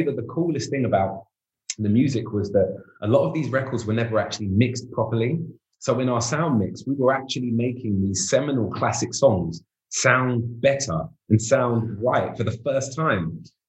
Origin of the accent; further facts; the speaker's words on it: London, United Kingdom; when I was 14, I moved from North to South.